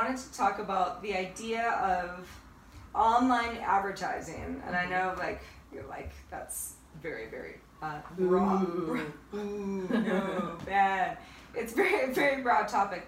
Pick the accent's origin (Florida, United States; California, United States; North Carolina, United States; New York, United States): California, United States; Northern; I'm from Northern California